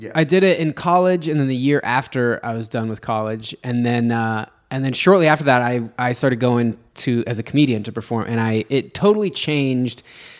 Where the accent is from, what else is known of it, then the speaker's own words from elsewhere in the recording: Reno, Nevada, United States; I'm from Nevada, but I'm from north of there.